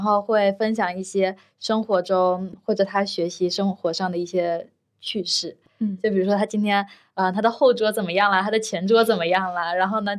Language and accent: Chinese; Jiangxi, China; now in Shanghai, China; 我是江西人，但是我是少数民族哦